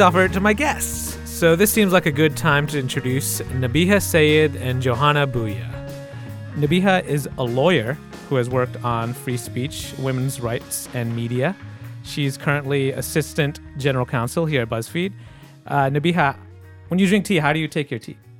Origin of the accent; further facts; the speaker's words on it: Michigan, United States; I grew up in Michigan